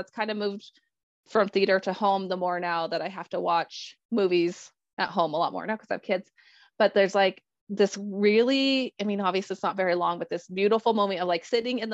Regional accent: Colorado, United States; I am born and raised Colorado. I still live in Colorado.

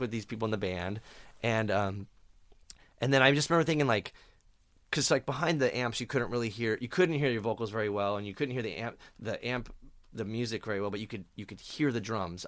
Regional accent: Phoenix, Arizona, United States; moved away; I grew up in Phoenix and it's a shitty desert

